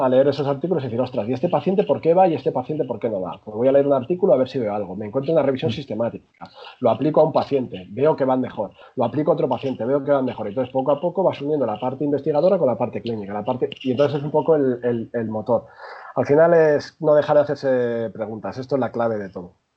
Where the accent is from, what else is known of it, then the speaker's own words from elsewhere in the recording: Madrid, Community of Madrid, Spain; yo, soy, de Madrid, yo nací en Madrid, aunque mi familia es de origen segoviano